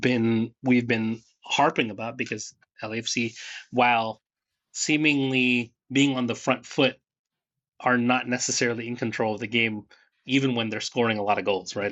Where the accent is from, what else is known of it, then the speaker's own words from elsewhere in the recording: Northern California, United States; where we grew up in Northern California and then moving back down to Southern California